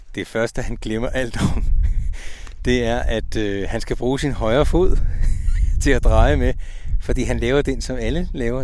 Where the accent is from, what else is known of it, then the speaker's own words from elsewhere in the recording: Ølstykke, Capital Region of Denmark, Denmark; hjemme i Ølstykke